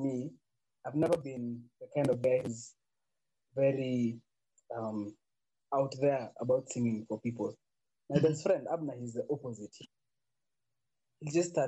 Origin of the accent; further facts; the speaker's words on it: Nairobi, Kenya; I grew up in sides of Mountain View, Kangemi.